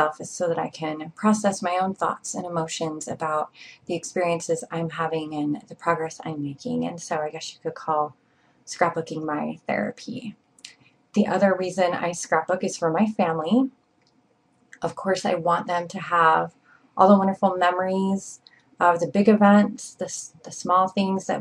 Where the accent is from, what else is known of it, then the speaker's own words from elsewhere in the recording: Provo, Utah, United States; I'm from Provo, Utah